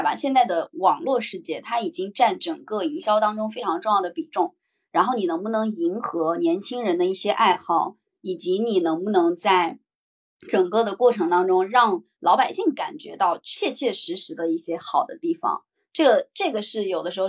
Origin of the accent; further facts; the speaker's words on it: Henan, China; 我的城，我的家乡河南